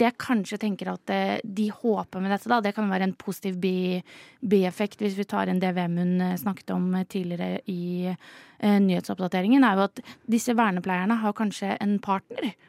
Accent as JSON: {"language": "Norwegian", "town": "Halden", "region": "Østfold", "country": "Norway", "said": "Jeg er jo fra Østfold, jeg er fra Mås Eh, altså Halden, veldig nærme Sverige."}